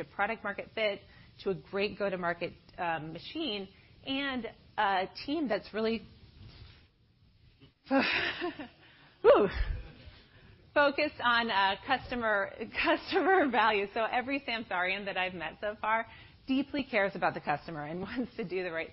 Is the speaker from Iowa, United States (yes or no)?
yes; Iowa, United States; moved away; I'm originally from Iowa